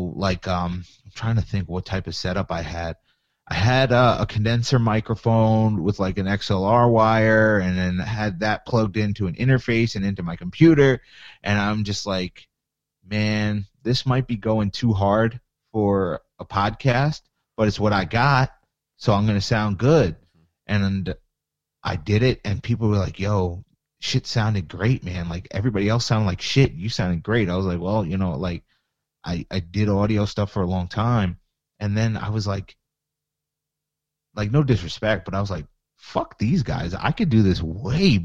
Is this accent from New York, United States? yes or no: yes; Long Island, New York, United States; I'm from Long Island